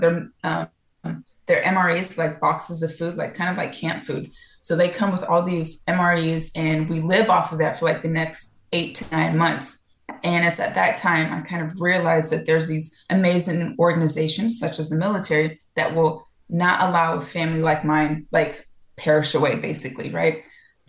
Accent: California, United States; also born or lived in Florida / Georgia; now in Miami, United States; No, I'm originally from California. I lived all over the place because of the military. And before, I lived in Florida. I lived in Georgia for about almost 12 years.

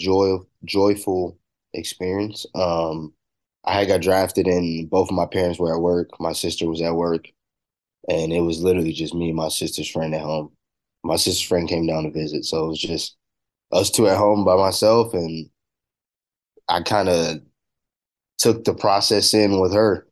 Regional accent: Corona, California, United States; I'm coming from California

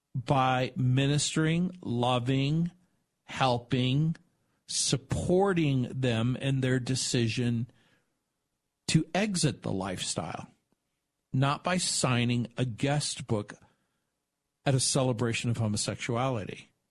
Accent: Southern California, United States; also born or lived in New Orleans, Louisiana, United States / San Francisco, California, United States; I was born in New Orleans, raised in Southern California, went to the University of San Francisco

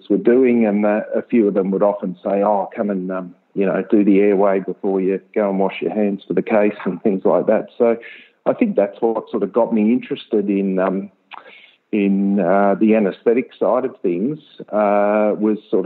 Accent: Ballarat, Victoria, Australia; also born or lived in Melbourne; I grew up in Ballarat and then went off to Melbourne for uni

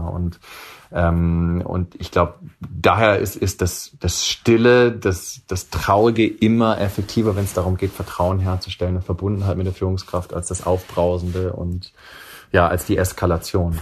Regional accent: Swabia, Baden-Württemberg, Germany; moved away; also born or lived in Silicon Valley; ich bin ein Kind der Mittelschicht, der Mittelschicht sozusagen aus Schwaben

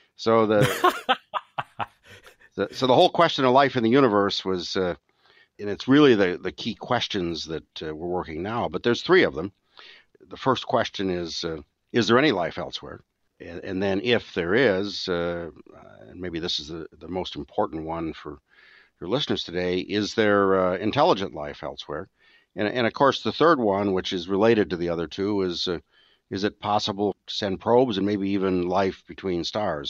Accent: Michigan, United States; moved away; I grew up in Michigan

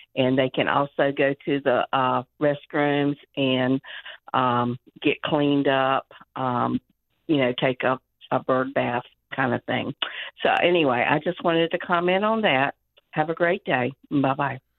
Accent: Indiana, United States; where I grew up in Indiana, everyone was guys.

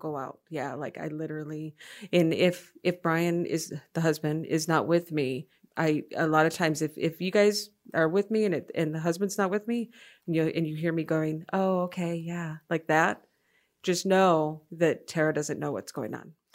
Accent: Freeland, Michigan, United States; moved away as an adult; also born or lived in Rochester, Michigan / Madison, Wisconsin; my memories are mostly in Freeland, Michigan

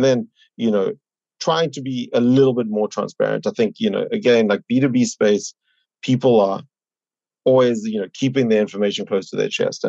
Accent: South Africa; moved away as an adult; now in New York, United States; I'm originally from South Africa, you know, came here about 10 years ago for grad school

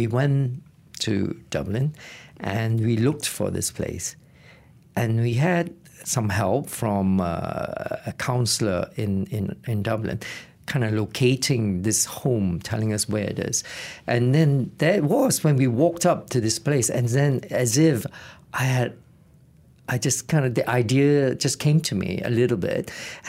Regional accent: Malaysia; moved away as an adult; also born or lived in Reading, United Kingdom; now in United Kingdom; I left Malaysia in 1984 to pursue my tertiary education in Reading as a quantity surveyor.

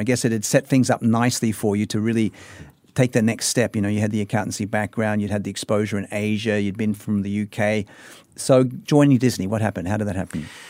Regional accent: Sydney, New South Wales, Australia; growing up in Sydney, Australia

